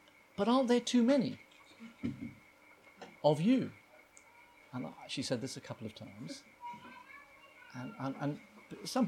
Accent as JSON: {"language": "English", "region": "England", "country": "United Kingdom", "tie": "born or raised there", "also_born_or_lived": "East Africa", "moved": "yes", "lives_now": "Australia", "said": "our neighbour in England when I was growing up in the 1970s"}